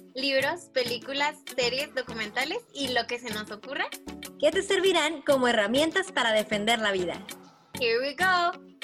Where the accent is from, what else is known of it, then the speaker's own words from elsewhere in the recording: Ensenada, Baja California, Mexico; me encuentro en Ensenada, Ensenada, la ciudad de donde yo soy